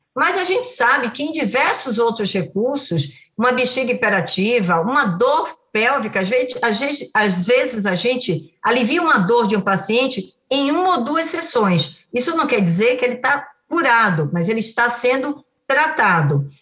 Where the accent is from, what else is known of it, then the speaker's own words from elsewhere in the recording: Bahia, Brazil; eu sou baiana